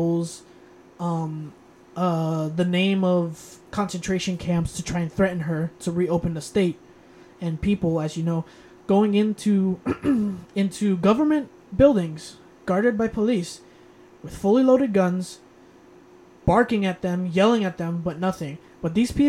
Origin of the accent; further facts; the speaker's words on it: United States; I'm American